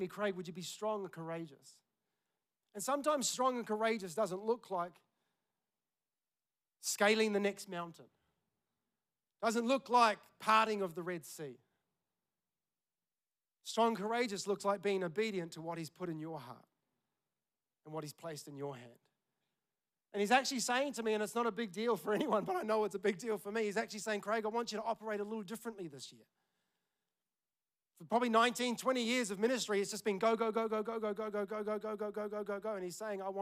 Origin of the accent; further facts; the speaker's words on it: Tauranga, Bay of Plenty, New Zealand; moved away; we're in my hometown, Tauranga